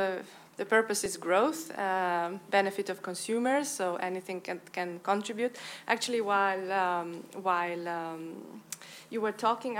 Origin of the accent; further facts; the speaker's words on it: Romania; I am from Romania